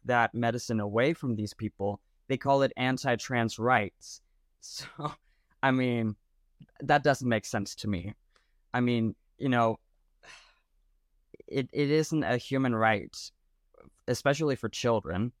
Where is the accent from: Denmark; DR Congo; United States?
Denmark; I'm from Denmark, uh, Europe